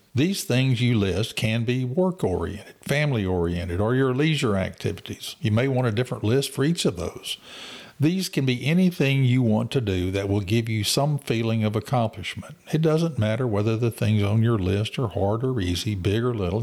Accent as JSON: {"language": "English", "town": "Waller", "region": "Texas", "country": "United States", "tie": "born or raised there", "said": "I grew up in Waller"}